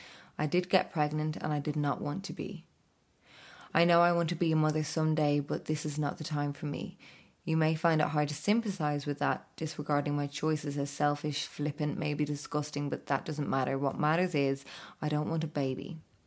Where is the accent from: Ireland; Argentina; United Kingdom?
Ireland; They knew by my accent when booking the appointment that I was Irish.